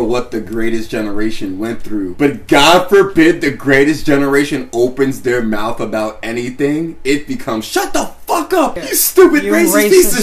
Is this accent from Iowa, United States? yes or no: no; Long Island, New York, United States; I'm from Long Island